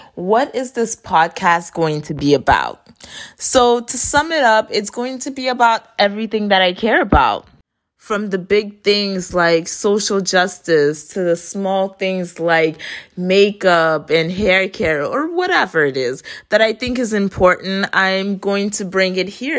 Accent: Florida, United States; also born or lived in Haiti; I was raised in Florida

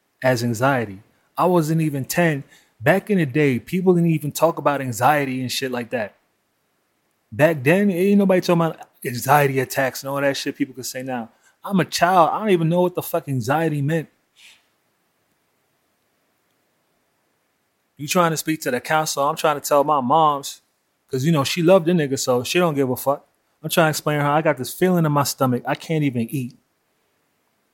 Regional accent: New York City, New York, United States; I grew up in Brooklyn in the 80s and 90s

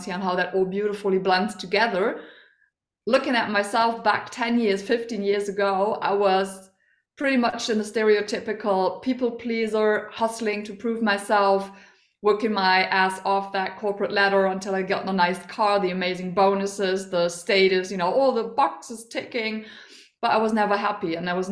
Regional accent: Germany; I am from Germany.

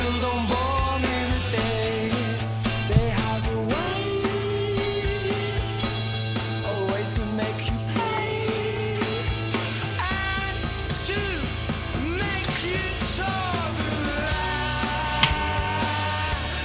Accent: United Kingdom; accent: British; my British accent is still noticed.

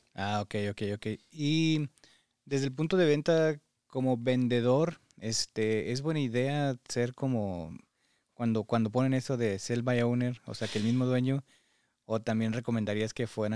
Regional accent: Mexico; now in United States; como mexicanos nos gusta hacernos a la idea

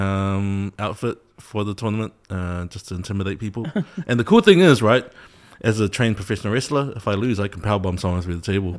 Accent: New Zealand; Samoan kid growing up in New Zealand

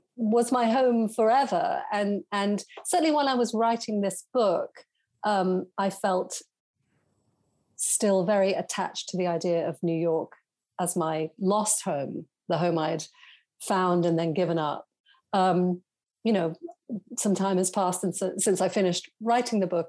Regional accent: Weymouth, South West England, United Kingdom; also born or lived in New York; now in London, United Kingdom; I grew up, yes, as you say, in a in a provincial seaside town, very, very much a backwater

